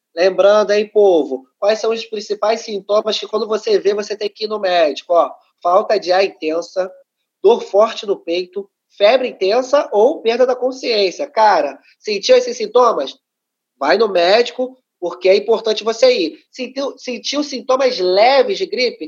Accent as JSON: {"language": "Portuguese", "region": "Rio de Janeiro", "country": "Brazil", "tie": "born or raised there", "said": "Eu sou cria de uma favela aqui do Rio de Janeiro chamado Maré"}